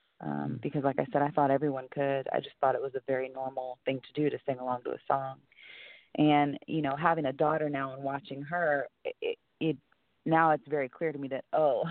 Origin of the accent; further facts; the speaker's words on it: Portland, United States; Portland, where I'm from.